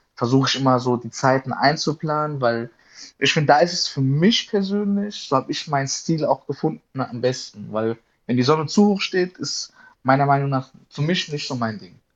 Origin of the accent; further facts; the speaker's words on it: Darmstadt, Hesse, Germany; ich komme aus Darmstadt in Südhessen